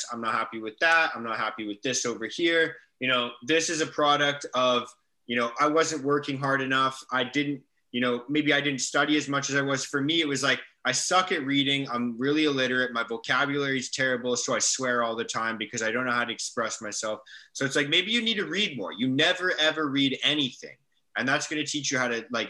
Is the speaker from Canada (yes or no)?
yes; Canada; My mom's from England. She moved to Canada. So I'm first generation Canadian.